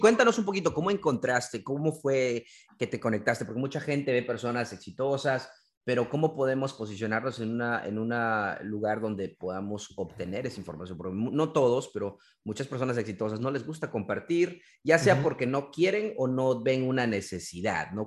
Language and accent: Spanish; Peru; now in Maryland, United States; yo soy de Perú